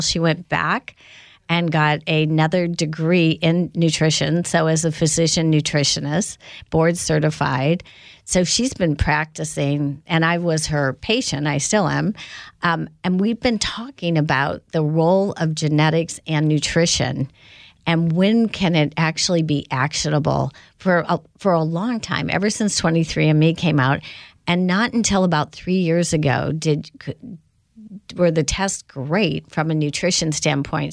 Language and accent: English; Indiana, United States; growing up in Indiana